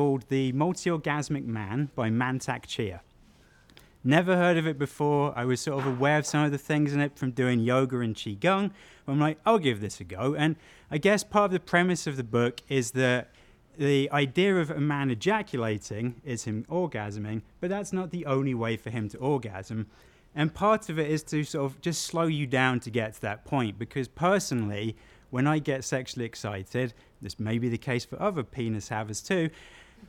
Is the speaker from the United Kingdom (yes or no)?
yes; South England, United Kingdom; moved away; growing up in small town England